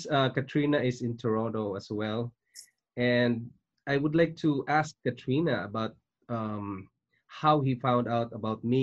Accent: Philippines; moved away as an adult; also born or lived in Singapore; now in Canada; I was born in Philippines. I'm a Filipino, and I worked in Singapore for five years, leaving my family behind in Philippines, and then we decided to immigrate to Canada and became a Canadian citizen.

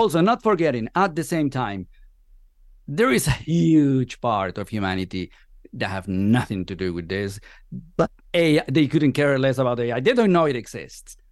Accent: Venezuela; moved away as an adult; now in Spain; I've been living here for the last, what, fourteen years. I'm originally from Venezuela.

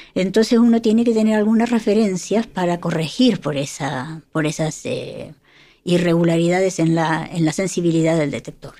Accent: Argentina; moved away; yo soy de Argentina

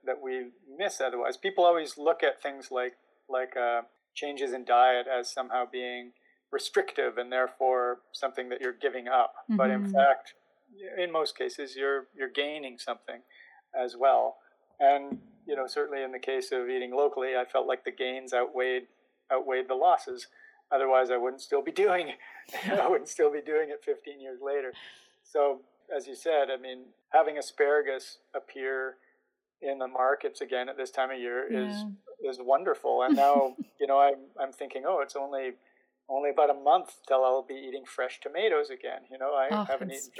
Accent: interior of British Columbia, Canada; I was back to my hometown, where I grew up in the interior of British Columbia, in the dry interior

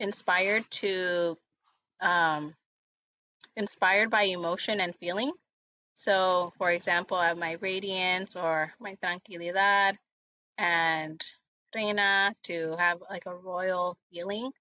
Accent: Los Angeles, California, United States; I was born and raised here in Los Angeles. I've lived here my whole life

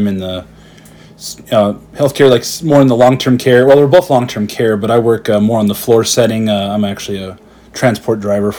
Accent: Bismarck, North Dakota, United States; I'm from Bismarck here, Bismarck, North Dakota. Grew up here. Been here my entire life, actually.

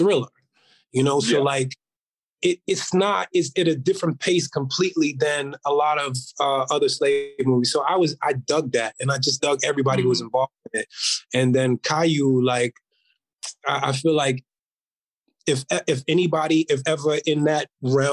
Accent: New York City, New York, United States; I am a New Yorker

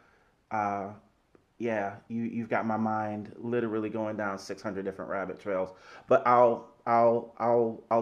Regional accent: Atlanta, Georgia, United States; my hometown of Atlanta

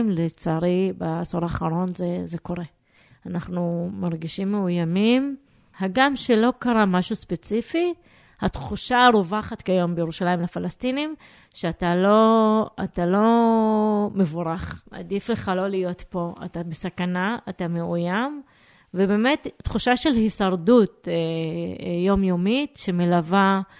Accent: Jerusalem, Jerusalem District, Israel; Hebrew is a second language; אני גדלתי בתור אה, ירושלמית, במקום מעורב לגמרי, שיחקתי עם ילדים יהודים, רכשתי עברית מהרחוב

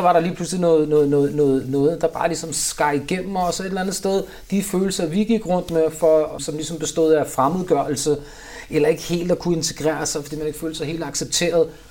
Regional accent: Copenhagen, Capital Region of Denmark, Denmark; Jeg er opvokset i Vandløs, Nørrebro, Vesterbro

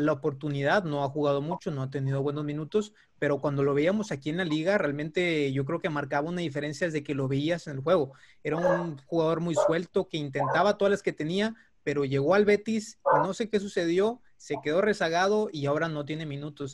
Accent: Mexico; ¿qué nos está faltando como mexicanos para poder destacar más frecuentemente en la Liga Europea?

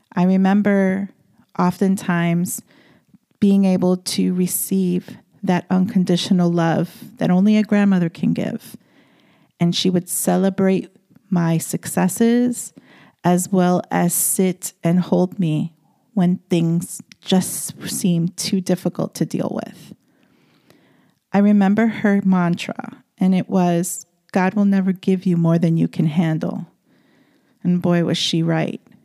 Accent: New York City, New York, United States; moved away as an adult; I am born and bred in the Bronx, and all I knew and understood was the city life and being in the daily runaround of New York City

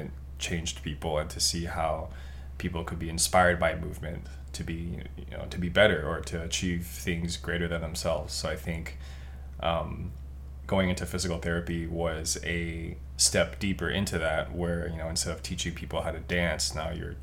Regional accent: Taipei, Taiwan; moved away as an adult; now in Southern California, United States; I'm originally from Taipei, Taiwan. I started breaking when I was in high school there

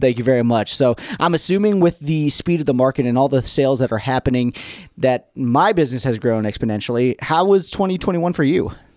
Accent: United States; moved away; I grew up in Gibson County

